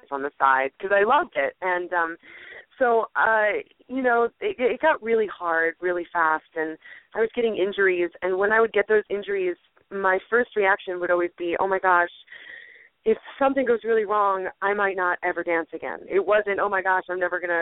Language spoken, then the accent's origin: English; Parsippany, New Jersey, United States; I'm originally from Parsippany, New Jersey